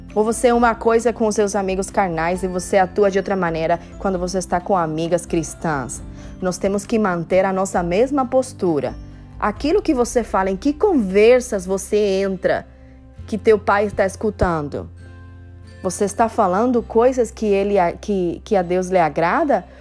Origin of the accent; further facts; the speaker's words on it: Cuba; Portuguese is a second language; now in Miami, United States; Eu sou cubana